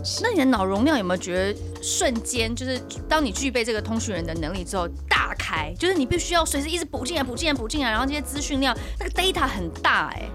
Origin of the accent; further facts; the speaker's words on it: Taiwan; 我们台湾人